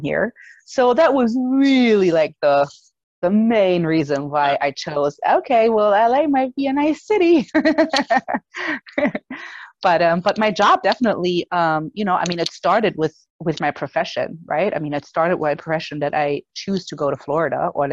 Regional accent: Germany; English is a second language; moved away; I was born and raised in Germany

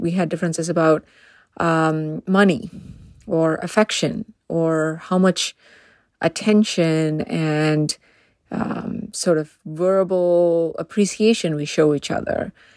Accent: India; moved away as an adult; now in United States; I grew up in India

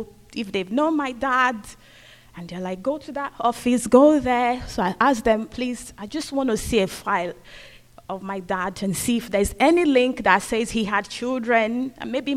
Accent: Nigeria; also born or lived in Scotland; now in United Kingdom; I'm from Nigeria, so I went back home

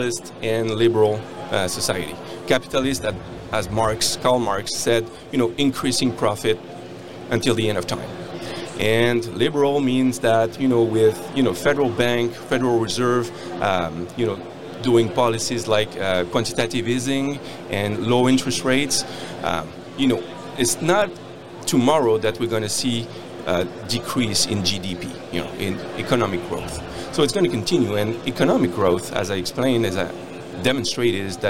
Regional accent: France; moved away as an adult; now in Canada; I come from France. I'm an engineer. And I came to Canada 10 years ago to work in a mine.

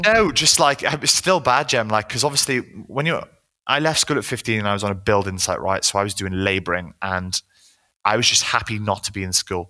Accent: Wales, United Kingdom; now in London, United Kingdom; I grew up in Wales

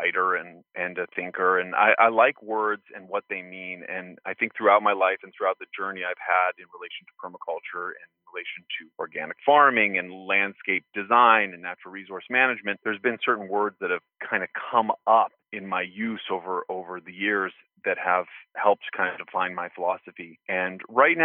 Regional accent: Santa Fe, New Mexico, United States; where I grew up in Santa Fe, New Mexico, we had permaculture property, a homestead

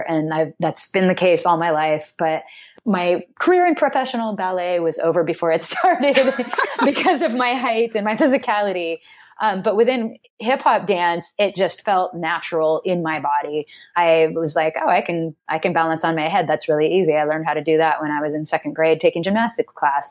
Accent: Seattle, Washington, United States; also born or lived in Snohomish, Washington; I'm from Seattle originally, born and raised, and then I, we moved to Snohomish, which is about four, an hour north of Seattle

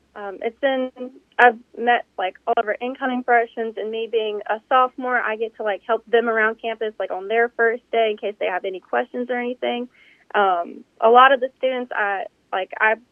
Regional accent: Hernando, Mississippi, United States; I am from the North Mississippi area. I'm from Hernando.

